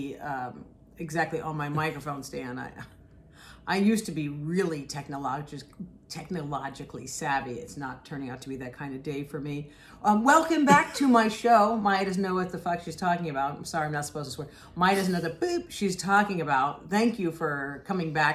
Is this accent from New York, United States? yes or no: yes; New York, United States; moved away as an adult; now in Los Angeles, United States; I've been a New Yorker my entire life